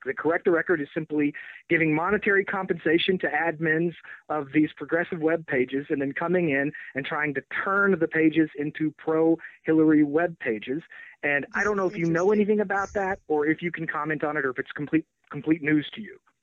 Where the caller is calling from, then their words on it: Texas, United States; I'm calling from Texas